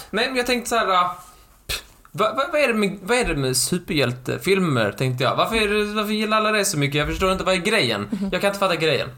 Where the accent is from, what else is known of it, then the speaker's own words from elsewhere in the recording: Skåne, Sweden; accent: Skånska; På min skånska